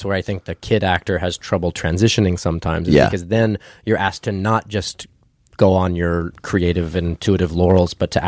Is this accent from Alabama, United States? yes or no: no; Ruidoso, New Mexico, United States; also born or lived in Albuquerque, New Mexico; I moved from Ruidoso to Albuquerque when I became a sophomore in high school